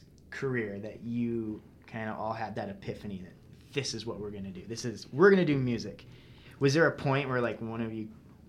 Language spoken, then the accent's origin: English; Las Vegas, Nevada, United States; I grew up in Vegas. And we were talking about this. I grew up in like a pretty nice part of Vegas.